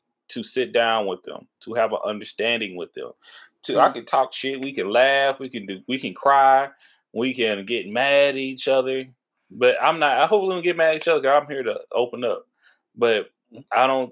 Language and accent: English; Texas, United States; I'm from Texas